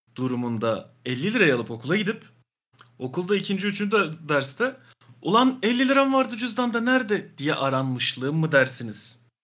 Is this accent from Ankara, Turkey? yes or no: yes; Ankara, Turkey; ben Ankaralıyım